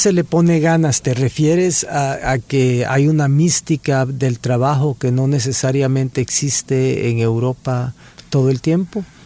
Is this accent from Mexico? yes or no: no; El Salvador; moved away; also born or lived in Geneva, Switzerland